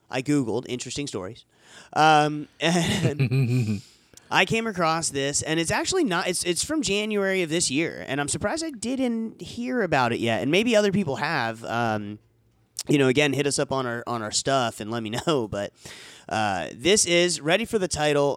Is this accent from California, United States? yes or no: no; Florida, United States; now in Tennessee, United States; we're from Florida and, you know, I'm in Tennessee